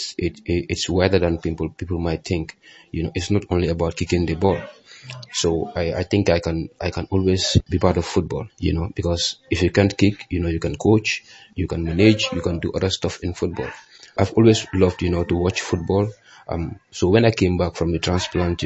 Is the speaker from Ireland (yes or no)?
no; Gambia; here in the Gambia